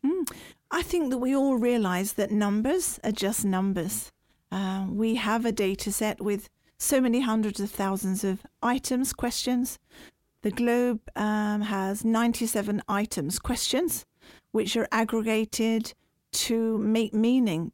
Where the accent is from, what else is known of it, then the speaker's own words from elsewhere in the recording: United Kingdom; now in Norway; as a British person